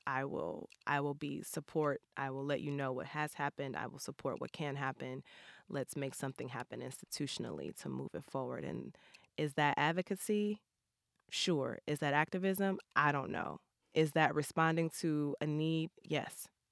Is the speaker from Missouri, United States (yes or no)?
yes; St. Louis, Missouri, United States; growing up in Saint Louis